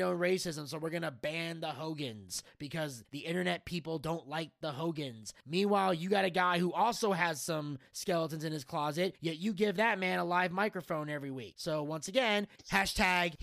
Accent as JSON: {"language": "English", "town": "Freehold", "region": "New Jersey", "country": "United States", "moved": "yes", "said": "that's where I'm from"}